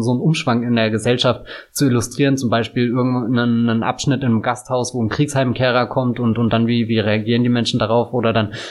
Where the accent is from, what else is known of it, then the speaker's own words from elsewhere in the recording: Bavaria, Germany; ich komme ja aus Bayern, also jetzt nicht dem, dem tiefsten Bayern